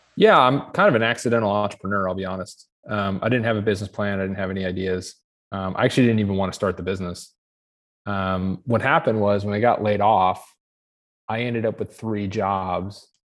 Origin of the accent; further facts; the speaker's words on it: Ohio, United States; I'm from Ohio, and I'm a pilot.